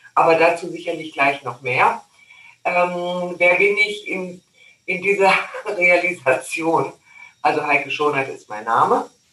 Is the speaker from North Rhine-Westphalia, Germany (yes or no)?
yes; North Rhine-Westphalia, Germany; now in Lake Constance, Germany; ich bin ja in Nordrhein-Westfalen groß geworden